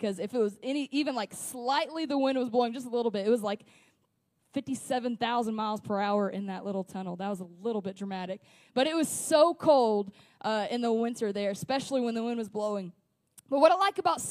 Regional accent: West Memphis, Arkansas, United States; also born or lived in Springfield, Missouri; I grew up in the Delta in West Memphis, and it's just cornfields.

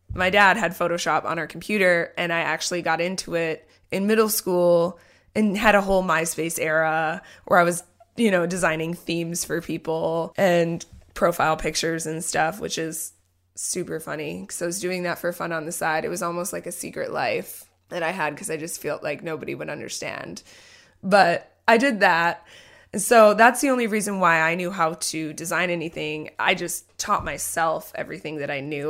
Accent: New Richmond, Wisconsin, United States; also born or lived in Minneapolis, Minnesota; I grew up in New Richmond, Wisconsin, which is about 45 minutes away from the Twin Cities, Minneapolis, St. Paul, Minnesota.

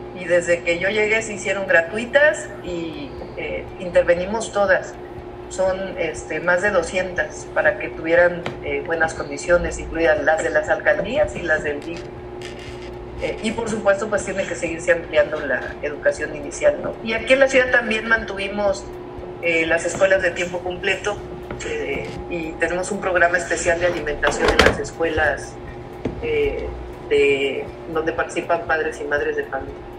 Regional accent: Mexico City, Mexico; yo nací en la Ciudad de México

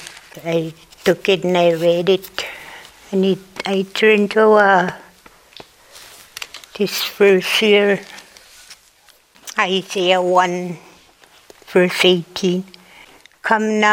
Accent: Cormorant, Manitoba, Canada; also born or lived in Thicket Portage, Manitoba; now in Split Lake, Canada; We grew up in Cormorant

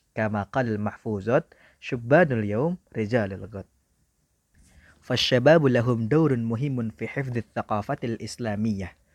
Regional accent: Indonesia; بلادنا إندونيسيا

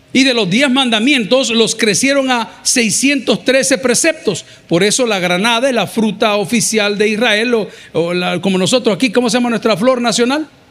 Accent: El Salvador; Del Salvador

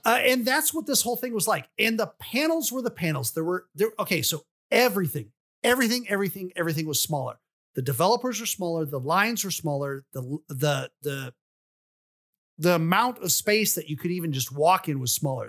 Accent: Atlanta, Georgia, United States; I was from the Atlanta area

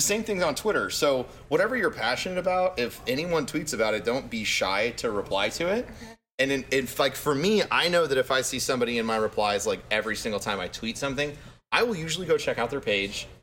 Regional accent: Florida, United States; I'm from Florida

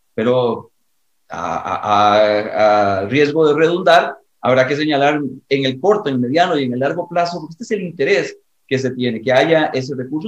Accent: Costa Rica; en mi país, en Costa Rica

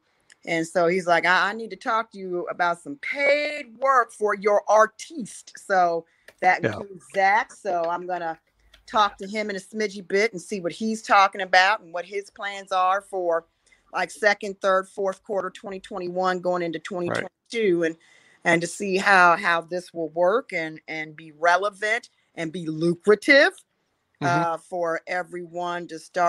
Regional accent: Cincinnati, Ohio, United States; also born or lived in Kansas City; now in Round Rock, United States; I'm originally from Cincinnati, Ohio.

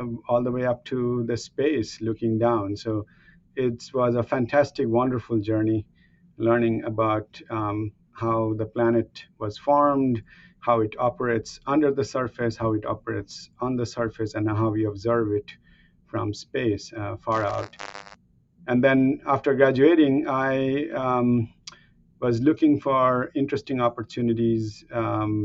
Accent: India; moved away as an adult; now in Oak Ridge, United States; I've spent as much time here that I have spent growing up in India.

